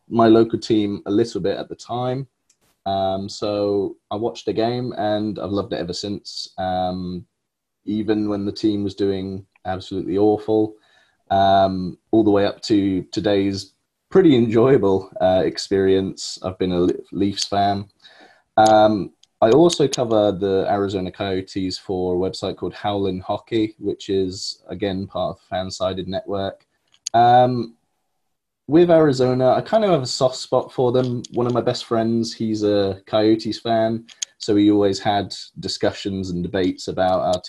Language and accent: English; Milton Keynes, South East England, United Kingdom; Born and raised in Milton Keynes